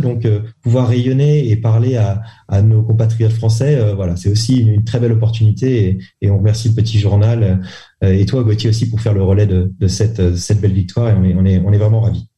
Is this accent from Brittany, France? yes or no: yes; Saint-Malo, Brittany, France; moved away as an adult; also born or lived in Lille / Paris; now in Hong Kong; je suis breton, je viens de Saint-Malo, en Ille-et-Vilaine.